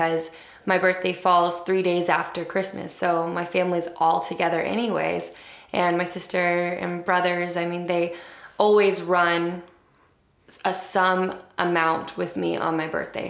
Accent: Midwest, United States; I'm a Midwesterner.

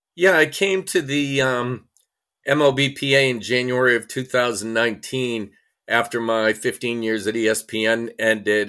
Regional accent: Portland, Maine, United States; moved away as an adult; also born or lived in Cincinnati; I actually worked in my hometown in, uh, Portland, Maine for six or seven years

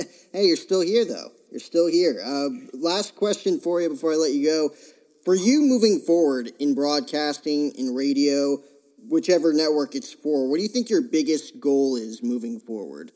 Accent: New Jersey, United States; moved away as an adult; now in Phoenix, United States; I grew up in Jersey

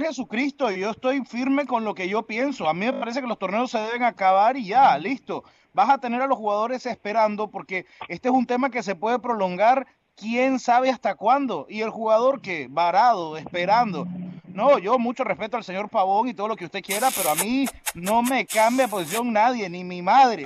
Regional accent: Nicaragua; yo soy nicaragüense.

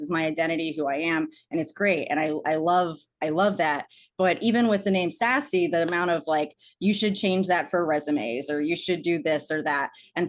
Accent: Arlington, Virginia, United States; like when I went to Chapman and I moved there from Arlington, Virginia

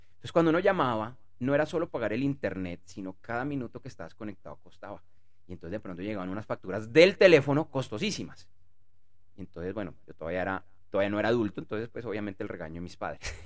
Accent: Bogotá, Colombia; yo soy de Bogotá, Colombia

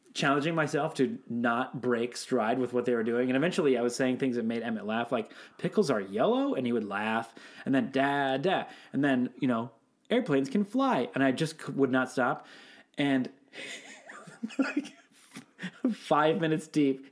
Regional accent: Seattle, Washington, United States; I'm from Seattle

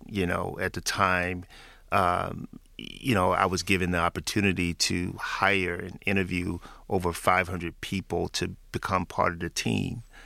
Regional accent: Memphis, Tennessee, United States; moved away; back in my hometown of Memphis, Tennessee

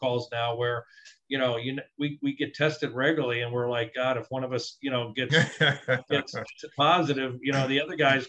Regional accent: New Jersey, United States; moved away as an adult; I'm from New Jersey

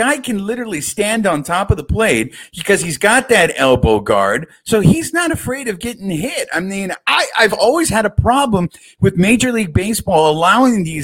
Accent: California, United States; I'm a California kid

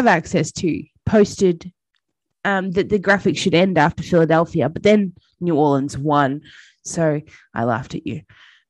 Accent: Australia; I'm Australian.

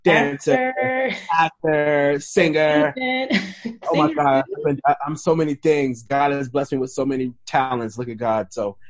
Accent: St. Petersburg, Florida, United States; moved away; I'm originally from, born and raised, St. Petersburg, Florida. A little town like outside of Tampa, but close to Orlando where Walt Disney World is.

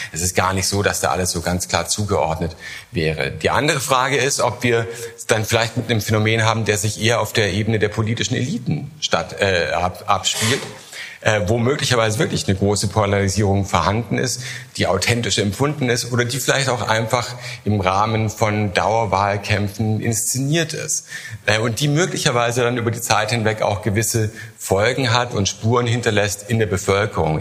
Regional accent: Germany; Ich komme aus Deutschland, sehr großes

